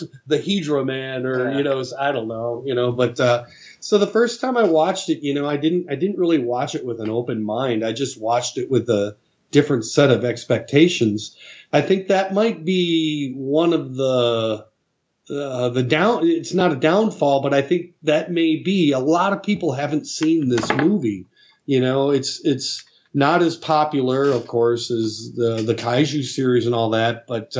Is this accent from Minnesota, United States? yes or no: yes; Minneapolis, Minnesota, United States; we were coming home from, I grew up in Minneapolis